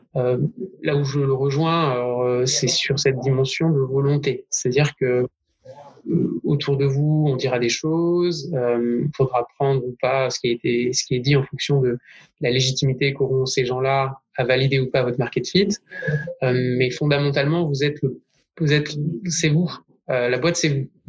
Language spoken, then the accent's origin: French; Bordeaux, Nouvelle-Aquitaine, France; now in Lyon, France; je suis bordelais